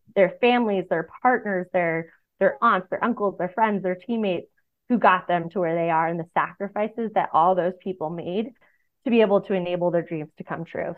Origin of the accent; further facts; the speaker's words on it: Boston, Massachusetts, United States; I'm a Red Sox fan because I grew up in Boston